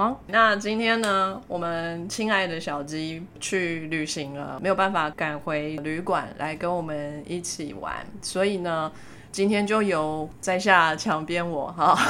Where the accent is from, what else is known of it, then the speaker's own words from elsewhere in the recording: Taiwan; 说到海鲜呢，身为台湾人就不能不想到热炒店的海鲜最新鲜，对不对？